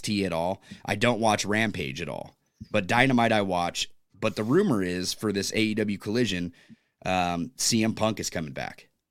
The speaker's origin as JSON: {"language": "English", "region": "California", "country": "United States", "moved": "yes", "lives_now": "Pacific Northwest, United States", "said": "I'm from California"}